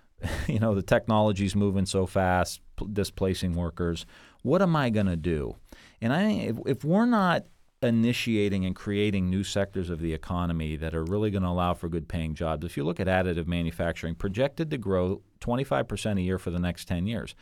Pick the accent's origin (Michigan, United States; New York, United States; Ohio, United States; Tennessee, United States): Ohio, United States; Niles; I grew up in Niles, which is a real small town, and I went to YSU, and then I went to Bowling Green, and I am a local guy